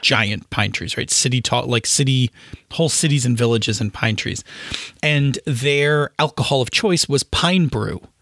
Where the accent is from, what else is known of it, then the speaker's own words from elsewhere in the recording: Buffalo, New York, United States; I'm from Buffalo